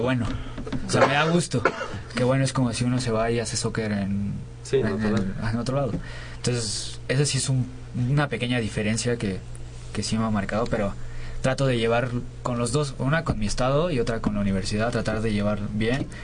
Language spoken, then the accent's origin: Spanish; Nayarit, Mexico; now in Mexico City, Mexico; no soy de aquí, yo soy de Nayarit.